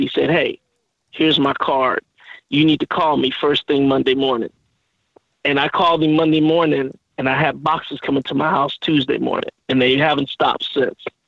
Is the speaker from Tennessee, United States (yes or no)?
no; Oakland, California, United States; I'm originally from Oakland, California